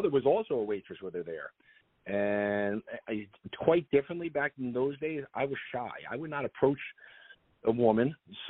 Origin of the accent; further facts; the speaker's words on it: New Jersey, United States; I was born in New Jersey. I've always been a Jersey boy. Always grew up in a Jersey household. I'm your typical, whether good or bad, your typical Guido New Jersey man.